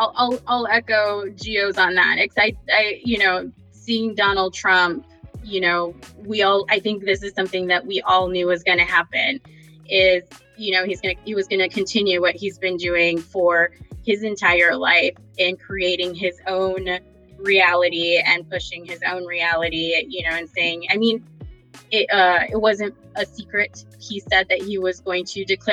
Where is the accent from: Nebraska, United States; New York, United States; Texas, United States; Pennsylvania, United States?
Texas, United States; moved away as an adult; also born or lived in North Carolina / Maryland / China / Japan; now in Illinois, United States; I grew up in Texas and joined the military from there